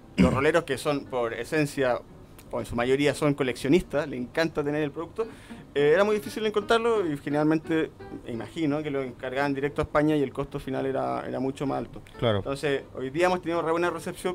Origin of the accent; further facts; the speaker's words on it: Coquimbo, Chile; moved away as an adult; now in Santiago, Chile; Yo soy de Coquimbo, ah. me vine a estudiar para Santiago